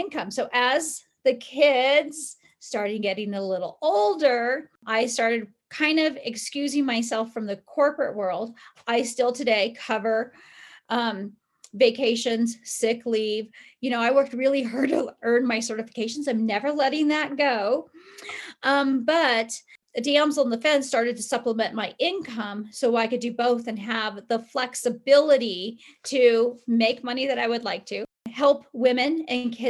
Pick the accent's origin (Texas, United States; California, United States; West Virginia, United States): California, United States; now in Colorado, United States; I grew up in California, but I was living in Colorado.